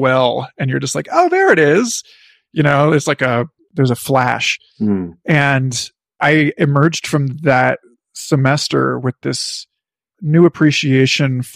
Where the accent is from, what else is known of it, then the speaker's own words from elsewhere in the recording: Parkville, Missouri, United States; My town, Parkville, Missouri